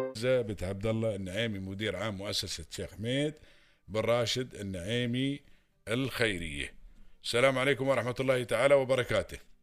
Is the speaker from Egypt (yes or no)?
no; United Arab Emirates; accent: Emirati; عندنا في الامارات